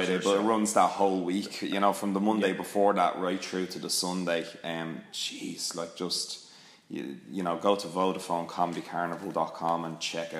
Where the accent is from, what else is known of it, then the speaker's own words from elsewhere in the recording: Ireland; I'm Irish, and I love all these Irish things, and I'm proud of where I come from